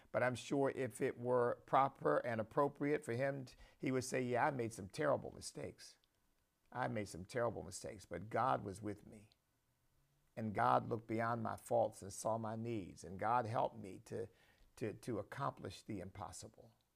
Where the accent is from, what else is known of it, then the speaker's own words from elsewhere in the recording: United States; proud as a patriot and, and proud as an American.